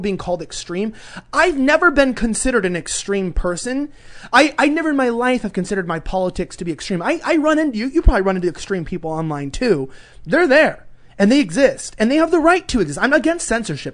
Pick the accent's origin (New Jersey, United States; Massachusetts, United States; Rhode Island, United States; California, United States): California, United States; Los Angeles; accent: Valley Girl; growing up in Los Angeles